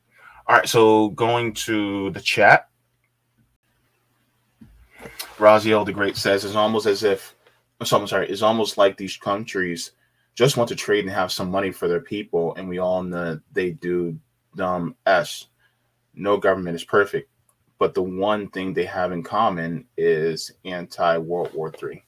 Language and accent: English; New York, United States; I'm from New York State, the biggest union state in the country